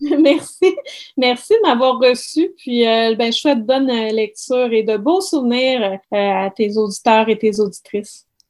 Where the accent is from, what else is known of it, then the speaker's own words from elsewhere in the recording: Saguenay, Quebec, Canada; je suis originaire du Saguenay